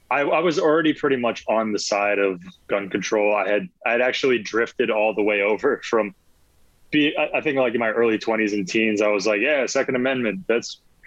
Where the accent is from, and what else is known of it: Newtown, Connecticut, United States; born or raised there; also born or lived in Long Island, New York